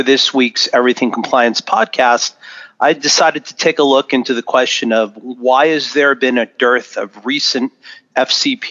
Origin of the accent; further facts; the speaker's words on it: Los Angeles, California, United States; my hometown of Los Angeles